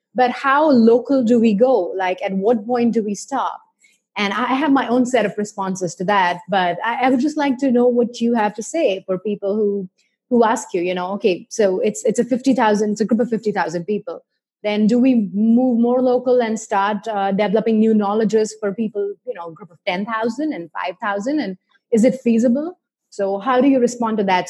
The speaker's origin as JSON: {"language": "English", "country": "India", "tie": "born or raised there", "said": "I grew up in India"}